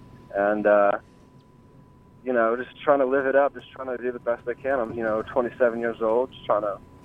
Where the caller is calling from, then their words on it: Union, New Jersey, United States; Oh, good old Union, New Jersey.